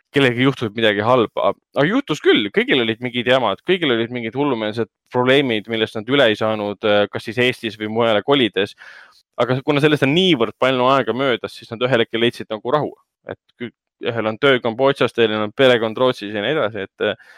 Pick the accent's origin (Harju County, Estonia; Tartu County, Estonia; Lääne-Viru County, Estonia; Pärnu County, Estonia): Harju County, Estonia; Tallinn; me ise kasvasime ka Hendrikuga Lasnamäel üles